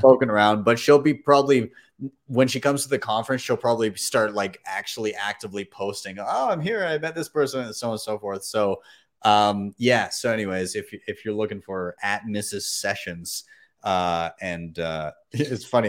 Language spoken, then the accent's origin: English; Canada; I'm a Canadian